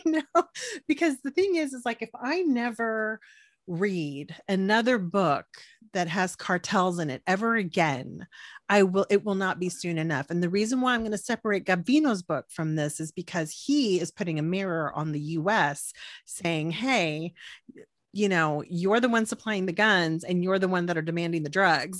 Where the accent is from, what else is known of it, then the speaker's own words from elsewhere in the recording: Corpus Christi, Texas, United States; I'm from Corpus